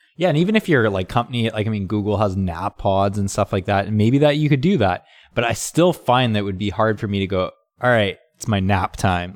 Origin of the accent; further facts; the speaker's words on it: Canada; now in California, United States; I grew up in Canada, so it was cold in the winter.